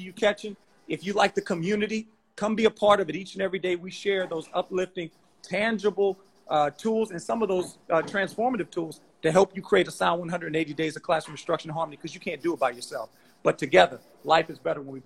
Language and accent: English; Louisiana, United States; I'm from Louisiana